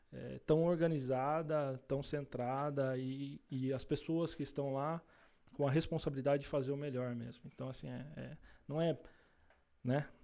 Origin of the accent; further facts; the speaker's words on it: Salto, São Paulo, Brazil; Eu sou da cidade de Salto.